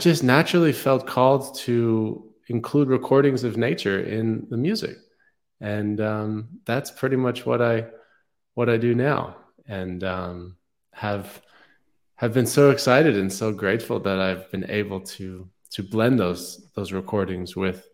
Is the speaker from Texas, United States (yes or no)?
no; New York City, New York, United States; moved away as an adult; I grew up in New York City